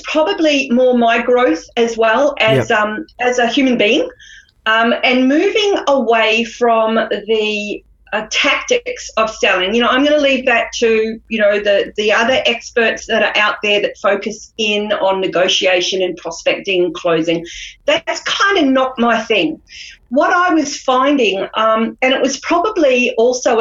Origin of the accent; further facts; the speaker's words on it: New Zealand; moved away as an adult; also born or lived in Queensland, Australia / Melbourne, Australia; now in Australia; I came across from New Zealand when I was 18 and hit the shores of Queensland